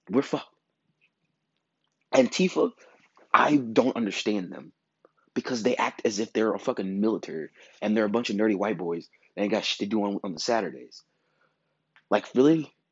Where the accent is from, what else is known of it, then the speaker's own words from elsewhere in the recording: Midwest, United States; As just as a Midwesterner to another Midwesterner, I feel for you.